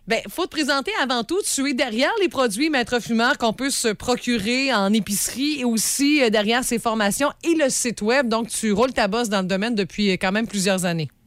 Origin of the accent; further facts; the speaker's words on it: Sainte-Félicité, Quebec, Canada; je suis originaire de Sainte-Félicité